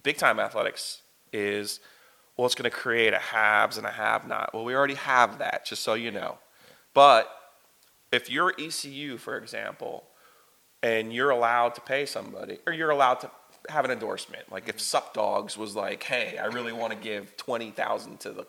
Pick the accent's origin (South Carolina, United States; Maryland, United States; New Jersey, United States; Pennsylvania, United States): New Jersey, United States; moved away as an adult; now in Garner, United States; I grew up in New Jersey, and I lived 25 miles from the George Washington Bridge